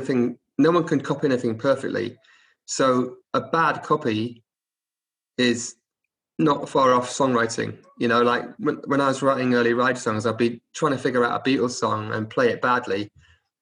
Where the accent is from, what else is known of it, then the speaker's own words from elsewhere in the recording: Oxford, South East England, United Kingdom; also born or lived in Cardiff; I was born in Cardiff, but I grew up in Oxford from the age of one, like 18 months